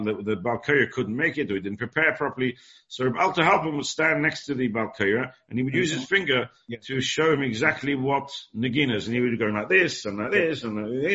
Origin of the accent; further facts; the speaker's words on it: England, United Kingdom; born or raised there